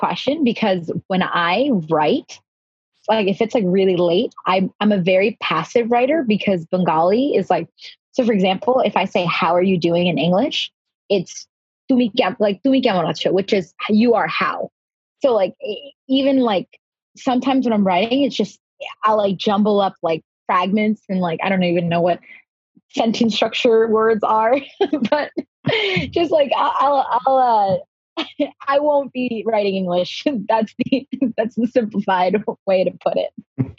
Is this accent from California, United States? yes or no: no; Long Island, New York, United States; also born or lived in Queens, New York / Bangladesh; So I did grow up on Long Island. I moved here when I was in fourth grade, though. So I grew up in Queens, New York prior to that. But I was born in Bangladesh.